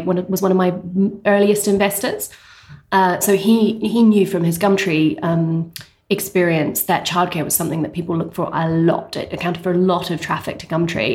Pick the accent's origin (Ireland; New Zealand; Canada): New Zealand; moved away as an adult; also born or lived in England; now in London, United Kingdom; I'm originally from New Zealand. I did my undergrad there, but I did my postgrad over here in England.